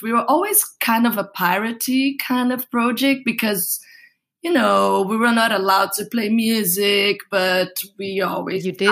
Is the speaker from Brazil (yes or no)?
yes; Brazil; moved away as an adult; now in Berlin, Germany; I come from Brazil and I lived until my 22 years old there.